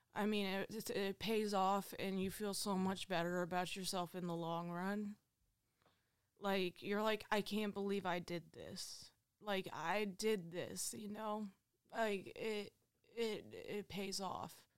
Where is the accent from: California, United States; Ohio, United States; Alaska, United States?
Ohio, United States; Findlay; I am from Findlay, Ohio. I was born and raised here